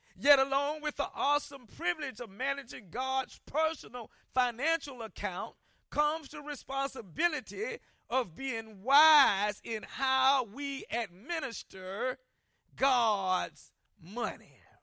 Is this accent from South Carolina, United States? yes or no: yes; Columbia, South Carolina, United States; growing up in Columbia, South Carolina, I lived near some projects